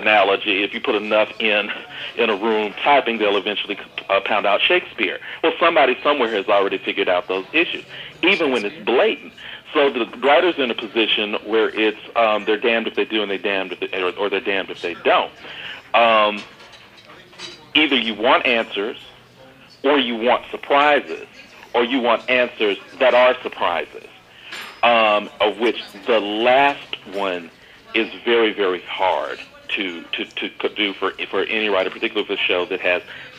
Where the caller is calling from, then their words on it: Atlanta, Georgia, United States; I'm calling from Atlanta.